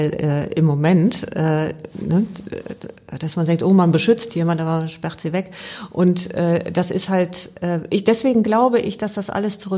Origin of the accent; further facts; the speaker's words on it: Rhineland, Germany; born there; Ich bin ähm, im Rheinland geboren und äh